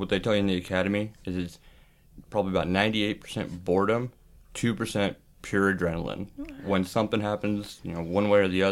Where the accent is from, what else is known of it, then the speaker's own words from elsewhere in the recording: Boise, Idaho, United States; also born or lived in Pocatello, Idaho; I was born and raised in Boise, Idaho